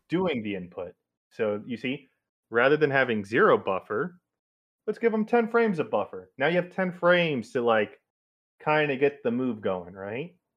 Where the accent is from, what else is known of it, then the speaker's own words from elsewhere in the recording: United States; I'm such an American